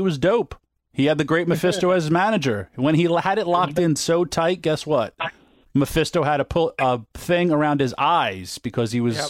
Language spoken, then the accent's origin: English; Yonkers, New York, United States; I'm born and raised in Yonkers, New York. I'm the most famous person from Yonkers, New York.